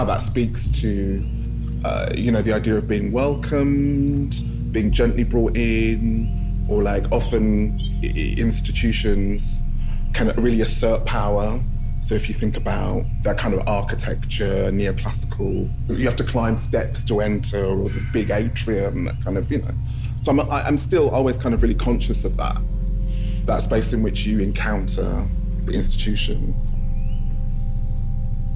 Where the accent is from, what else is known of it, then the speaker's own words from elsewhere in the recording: London, United Kingdom; moved away as an adult; now in Cambridgeshire, United Kingdom; I live in a small village, even though I grew up in Haringey